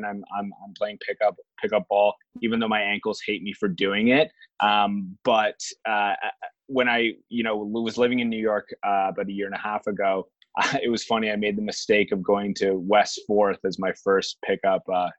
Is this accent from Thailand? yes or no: no; Toronto, Ontario, Canada; I'm Canadian, grew up, born and raised here in Toronto